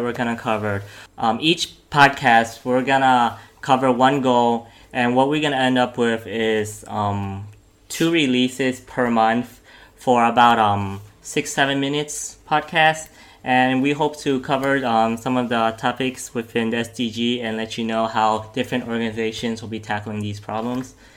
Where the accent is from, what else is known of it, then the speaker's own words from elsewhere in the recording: New York, United States; now in Thailand; United States of America, New York, and right now I'm studying in Thailand